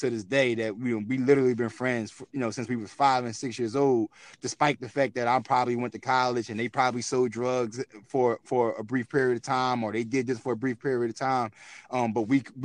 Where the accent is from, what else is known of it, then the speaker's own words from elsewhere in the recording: Philadelphia, Pennsylvania, United States; I'm from North Philadelphia